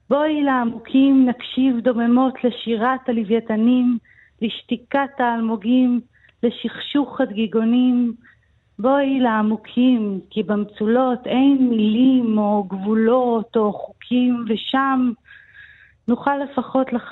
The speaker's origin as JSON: {"language": "Hebrew", "town": "Herzliya", "region": "Central District", "country": "Israel", "tie": "born or raised there", "also_born_or_lived": "United States", "said": "כי עברנו הרבה פעמים דירה, נולדתי בכלל בארצות הברית. אבל אה, החל מגיל חמש עד גיל ארבע עשרה בערך גרנו בנווה עמל הרצליה, היה לנו בית קטן בנווה עמל עם חצר גדולה."}